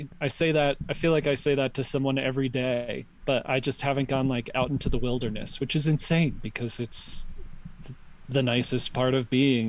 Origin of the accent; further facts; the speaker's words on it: New York, United States; where I grew up in New York